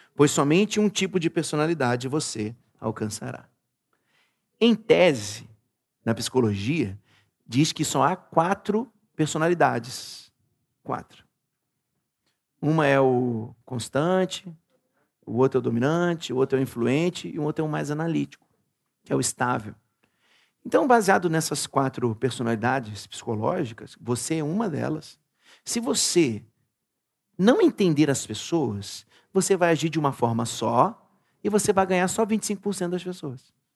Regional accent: Brazil; nós somos brasileiros

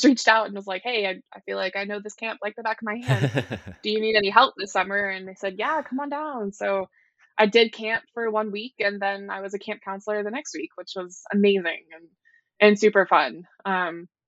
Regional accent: Highland Village, Texas, United States; now in North Carolina, United States; I grew up in a very small town in North Texas called Highland Village

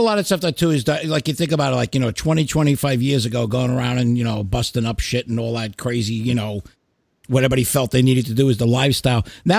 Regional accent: New York, United States; I mean, I grew up in New York

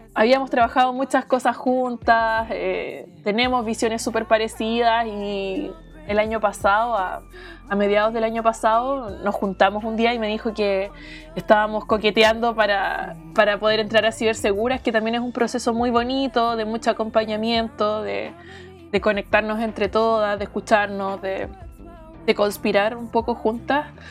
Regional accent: Talcahuano, Biobío, Chile; moved away as an adult; also born or lived in Calbuco / Arauco / Cabrero / Chillán; now in Santiago, Chile; Yo vivo en Santiago, aunque nací y viví en Talcahuano mucho tiempo y, en otras ciudades del sur de Chile, eh, Calbuco, Arauco. Eh, Cabrero, Chillán, entre otras

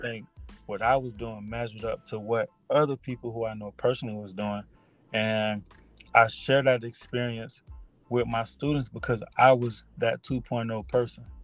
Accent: South Florida, United States; I was born and raised in South Florida.

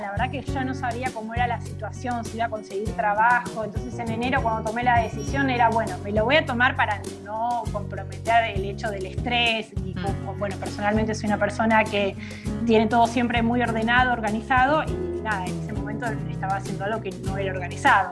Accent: Buenos Aires, Argentina; moved away as an adult; also born or lived in Rosario / Bariloche; now in San Carlos de Bariloche, Argentina; Yo en realidad soy nacida en Rosario, nací en Rosario, viví mis primeros dos años allí con mis papás y de ahí nos fuimos nuevamente a Buenos Aires

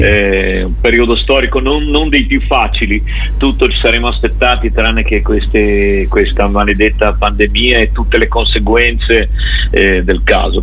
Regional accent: Genoa, Liguria, Italy; siamo genovesi. Io ancora vivo

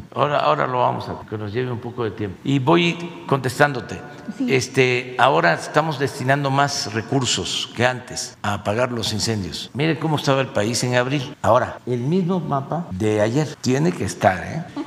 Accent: Mexico; Que es el sistema que nosotros hemos eh, adoptado como mexicanos

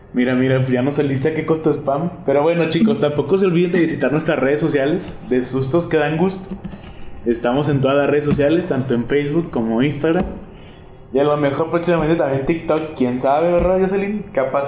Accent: Durango, Mexico; Yo soy aquí de Durango, Durango, del estado, de la capital

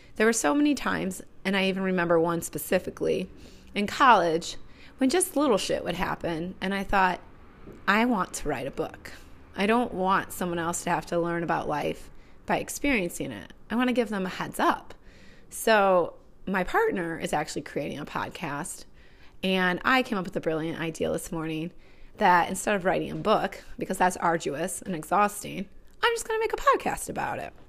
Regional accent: Northwest Indiana, United States; now in Chicago, United States; I grew up in Northwest Indiana.

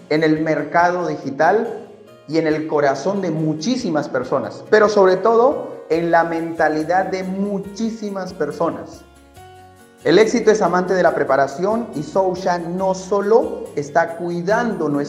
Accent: Ecuador; Soy de Ecuador

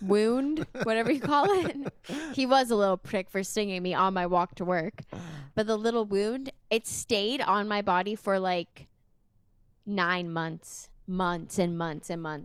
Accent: Sudbury, Ontario, Canada; also born or lived in Toronto; now in Windsor, Canada; I'm from Sudbury

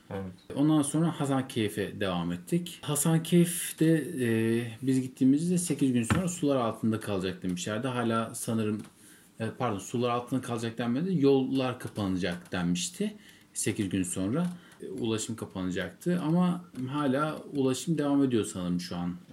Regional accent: İzmir, Turkey; Onunla Batman'a kadar 27 saatlik bir yolculuk yaptık Ankara'dan. Tabii biz İzmirliyiz. İzmir'den de Ankara'ya otobüsle gittik.

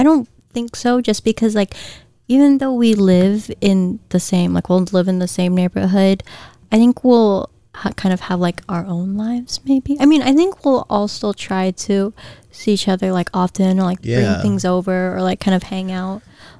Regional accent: Guam; accent: Guamanian Filipino; It's my Guamanian Filipino accent.

